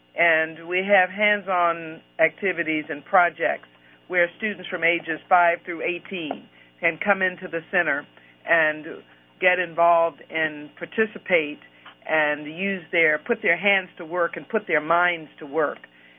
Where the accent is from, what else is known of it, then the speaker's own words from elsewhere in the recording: Washington, District of Columbia, United States; I grew up in Washington, D.C., going to the Smithsonian, visiting Air and Space, and my father worked at the Pentagon.